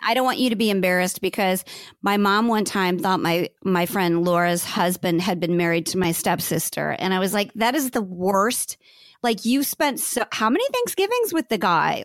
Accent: Bellevue, Nebraska, United States; So I grew up in Bellevue, Nebraska

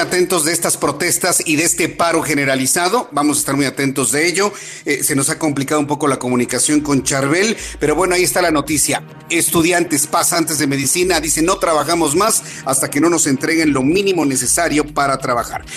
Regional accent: Mexico; al menos en México, al menos en nuestro país

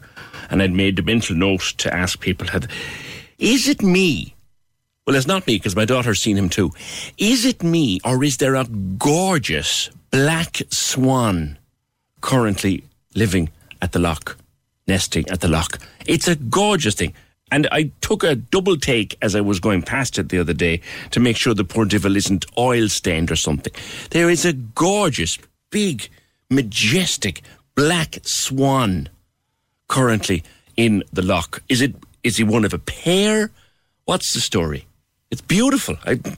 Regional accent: Ireland; moved away as an adult; now in Portsmouth, United Kingdom; here's my tuppence worth for the new COVID restrictions. I'm originally from Toker. I'm living in the UK for the last 4 years. I haven't been home since December 2019.

